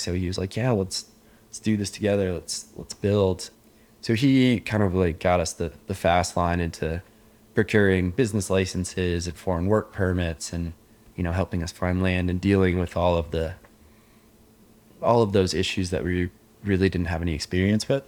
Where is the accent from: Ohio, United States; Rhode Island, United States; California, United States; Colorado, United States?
Colorado, United States; Indian Hills; moved away as an adult; now in Laos; I grew up in Indian Hills, Colorado